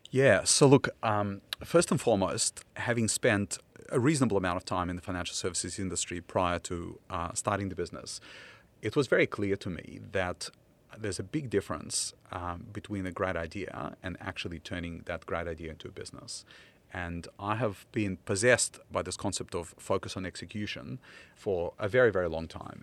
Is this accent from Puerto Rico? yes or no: no; Ukraine; English is a second language; now in Australia; back in my childhood, uh, in, uh, Soviet Ukraine